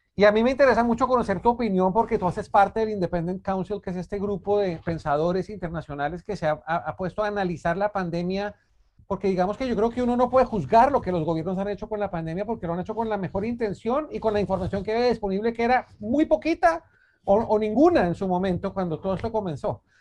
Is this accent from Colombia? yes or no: yes; Colombia; nosotros como colombianos